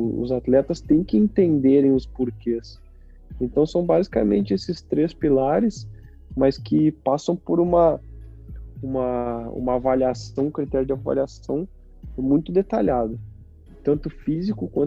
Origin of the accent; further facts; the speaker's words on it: Caxias, Brazil; Caxias é minha zona de conforto. Lá onde tá minhas origens, onde eu cresci, onde eu cresci, onde eu aprendi a ser a ser homem